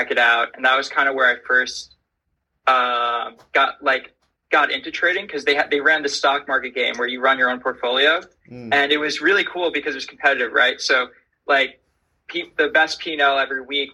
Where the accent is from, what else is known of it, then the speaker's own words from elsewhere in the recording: Syosset, New York, United States; I grew up in Long Island, so in a town called Syosset, kind of in the middle north of the island